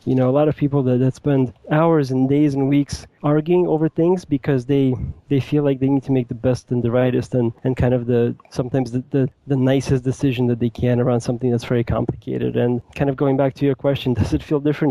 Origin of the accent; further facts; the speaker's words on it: New York City, New York, United States; moved away as an adult; now in Seattle, United States; i grew up in new york city i currently live in the greater seattle area I moved here a couple of years ago